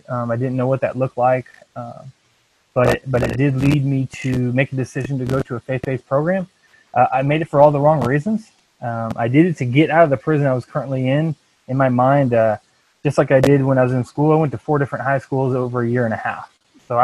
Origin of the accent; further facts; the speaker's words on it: Iowa, United States; now in Branson, Missouri, United States; growing up in Iowa